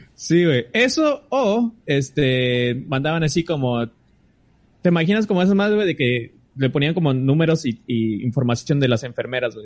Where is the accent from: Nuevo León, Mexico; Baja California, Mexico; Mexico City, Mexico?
Baja California, Mexico; Tijuana; nosotros somos de Tijuana